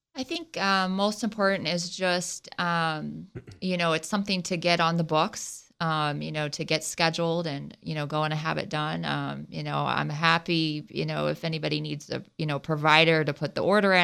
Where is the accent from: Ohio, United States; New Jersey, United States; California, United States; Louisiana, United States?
Ohio, United States; Southwest; accent: Ohio; moved away; I'm from Southwest Ohio between Dayton and Cincinnati